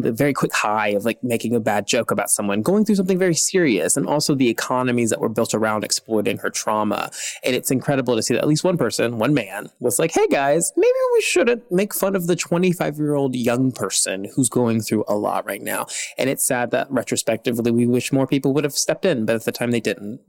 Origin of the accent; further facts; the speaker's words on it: Nashville, Tennessee, United States; I grew up in Nashville